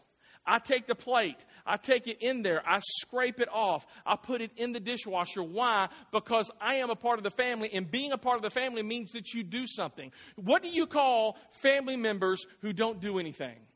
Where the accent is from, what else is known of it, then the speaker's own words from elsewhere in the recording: Clarksville, United States; moved away as an adult; I was born here in Clarksville. My parents still live here in Clarksville